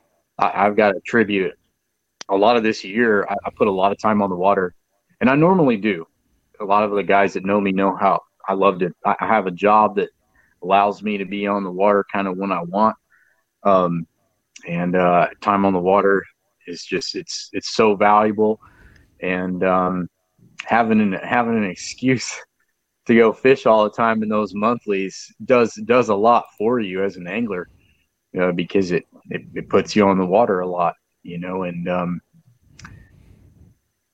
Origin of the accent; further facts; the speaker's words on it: San Antonio, Texas, United States; also born or lived in New Braunfels, Texas / Canyon Lake, Texas; I was born in San Antonio and I live around San Antonio, New Braunfels, Canyon Lake all my life.